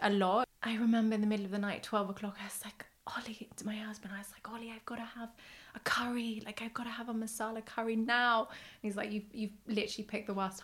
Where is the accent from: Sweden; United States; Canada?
Sweden; I grew up in Sweden